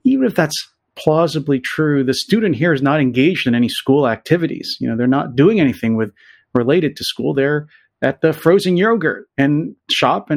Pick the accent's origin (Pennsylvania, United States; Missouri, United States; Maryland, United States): Pennsylvania, United States; I'm from Pennsylvania